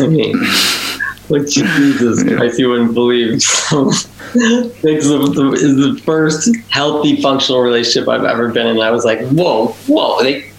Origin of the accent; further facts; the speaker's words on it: Chicago, Illinois, United States; Chicago, which is, you know, our home, you know, it's where I grew up, spend most of my life.